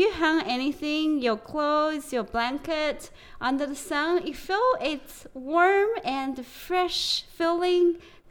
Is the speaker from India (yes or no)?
no; China; like from when I grew up like back in China, it's very common to hang your clothes in the sun.